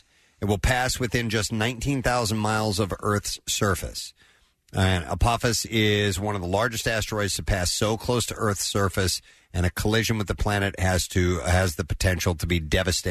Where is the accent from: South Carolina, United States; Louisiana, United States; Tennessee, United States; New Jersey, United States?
Tennessee, United States; I was born in Tennessee. That is correct.